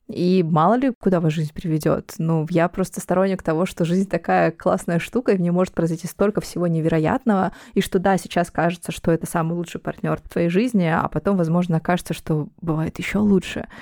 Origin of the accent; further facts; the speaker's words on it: Donetsk, Donetsk Oblast, Ukraine; moved away as an adult; now in Moscow, Russia; я из Донецка, я переехала в Москву, когда началась война